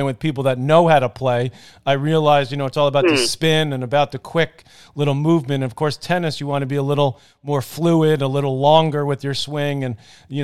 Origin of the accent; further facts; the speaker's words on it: New York City, New York, United States; growing up in Douglaston, Queens